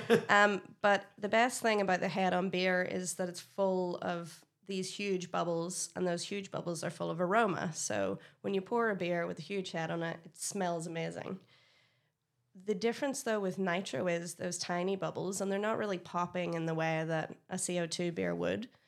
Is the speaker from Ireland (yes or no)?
yes; Ireland; I, as an Irish person, I love Jameson.